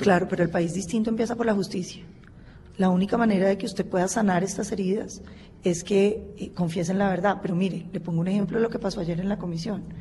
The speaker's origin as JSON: {"language": "Spanish", "country": "Colombia", "said": "nosotros como colombianos"}